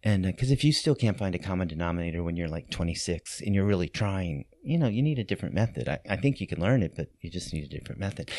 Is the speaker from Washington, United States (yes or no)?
no; New Orleans, Louisiana, United States; moved away as an adult; also born or lived in New York City; I grew up here in New Orleans, but I moved back